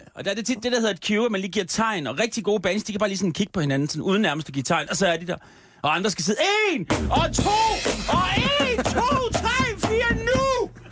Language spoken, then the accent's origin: Danish; Copenhagen, Capital Region of Denmark, Denmark; Det er min hjemstavn.